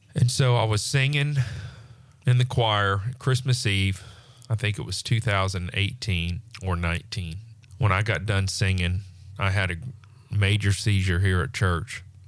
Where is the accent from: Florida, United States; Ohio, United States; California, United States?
Florida, United States; Pensacola; also born or lived in Destin; born and raised in Pensacola